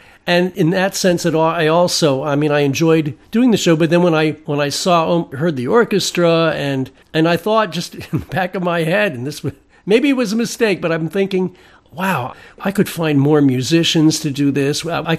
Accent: Germany; accent: German; English is a second language; I was trying to get rid of a very thick German accent that I had, because English is not my first language.

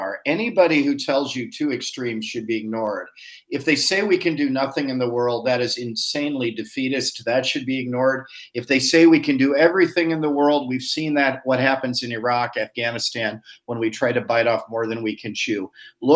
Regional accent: Ohio, United States; I come from Ohio

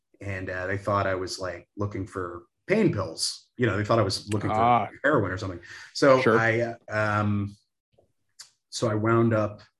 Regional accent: the South, United States; moved away as an adult; also born or lived in Canada / North Carolina / Nashville, Tennessee / Seattle; I was born in Canada and then raised in the South. So North Carolina, then Nashville

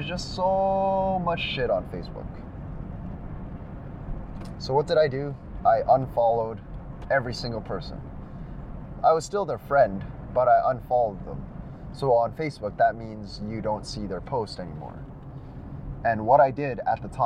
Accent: Canada; we're Canadian

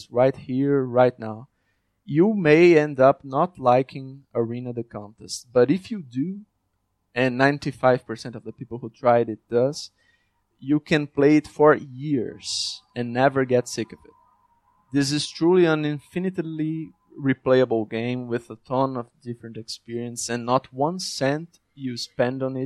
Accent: Brazil; my partners and I grew up in Brazil, a struggling country.

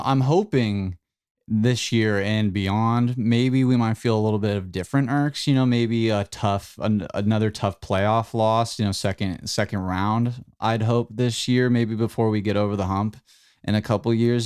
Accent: United States; we, as American superiorists that we are

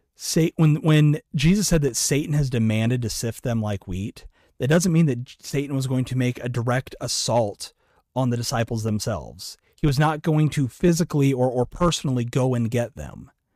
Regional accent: Iowa, United States; I'm from Iowa

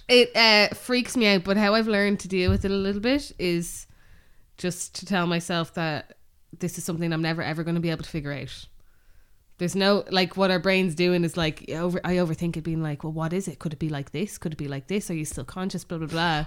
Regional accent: Bray, Leinster, Ireland; we grew up in Bray.

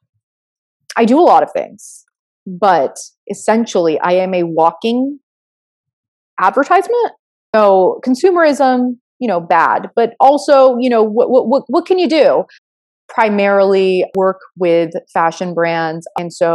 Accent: Florida, United States; I was born in Florida

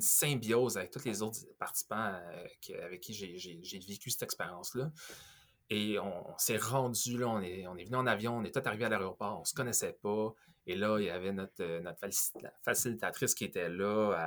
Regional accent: Quebec / Montreal, Canada; also born or lived in Ontario; je suis de Québec, je suis de Montréal

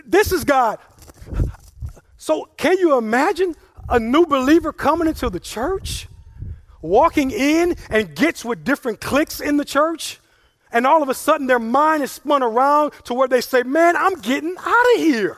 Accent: Mamou, Louisiana, United States; also born or lived in Lake Charles, Louisiana; now in Opelousas, United States; I grew up in Mamou. I lived there from age 0 to 14, and then we moved to Lake Charles

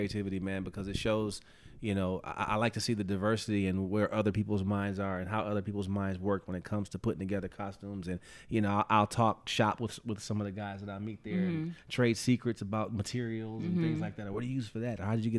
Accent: Detroit, Michigan, United States; I'm from Detroit.

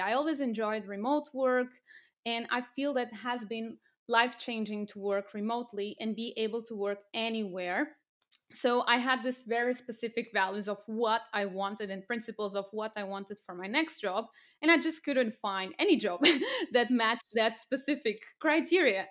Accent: Portugal; moved away as an adult; also born or lived in France / United Kingdom / Cambodia; I'm from Portugal originally

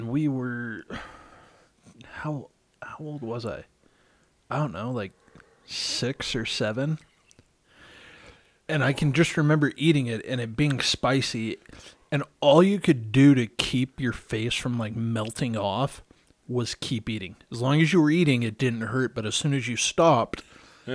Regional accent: Chicago, Illinois, United States; Growing up in Chicago, there were two high schools that were in our church congregation.

